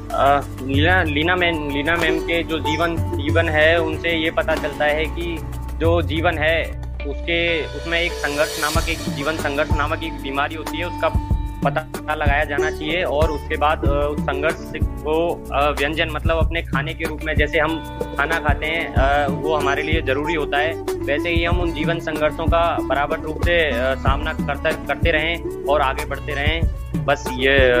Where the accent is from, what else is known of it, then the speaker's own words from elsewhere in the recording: Jaipur, Rajasthan, India; जयपुर का निवासी हूँ